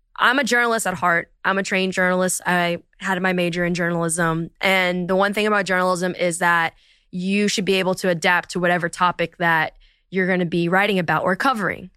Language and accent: English; Princeton, New Jersey, United States; also born or lived in Abington, Pennsylvania / Philadelphia, Pennsylvania; New Jersey, which is where I was raised from probably like kindergarten to, yeah, through high school.